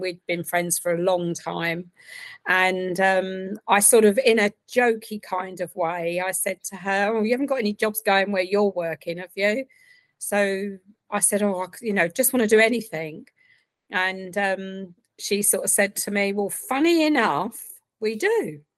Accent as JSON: {"language": "English", "area": "Essex", "region": "East of England", "country": "United Kingdom", "moved": "yes", "lives_now": "Reading, United Kingdom", "said": "originally from Essex"}